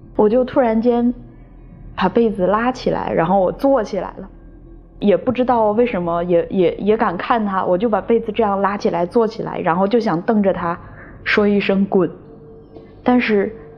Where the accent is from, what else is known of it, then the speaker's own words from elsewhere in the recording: Guangzhou, Guangdong, China; 今年三十一岁。我来自广州，是个全职撰稿人